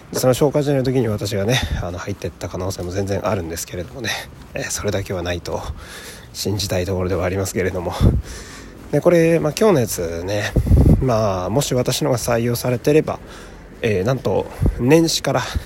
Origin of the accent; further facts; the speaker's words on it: Fukui, Japan; moved away; 私の地元の福井